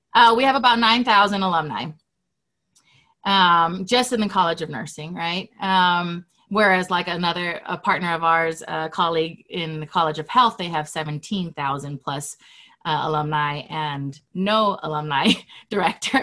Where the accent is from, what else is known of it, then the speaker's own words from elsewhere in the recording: Hawaii, United States; moved away as an adult; now in Utah, United States; I was born and raised in Hawaii, and I've lived in Utah for 15 years.